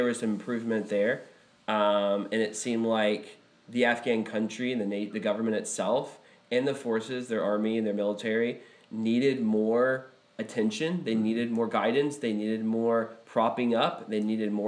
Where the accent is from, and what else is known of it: United States